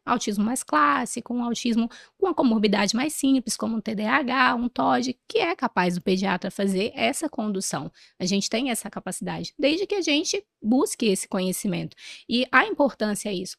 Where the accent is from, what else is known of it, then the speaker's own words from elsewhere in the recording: Ourilândia do Norte, Pará, Brazil; eu sou do norte do país, eu sou de uma cidadezinha do interior do Pará, chamada Urilândia do Norte